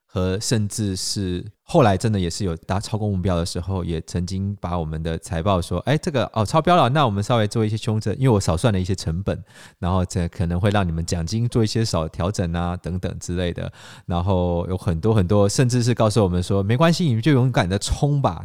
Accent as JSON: {"language": "Chinese", "country": "Taiwan", "tie": "born or raised there", "also_born_or_lived": "China / Sydney", "moved": "as an adult", "said": "我是土生土长的台湾人"}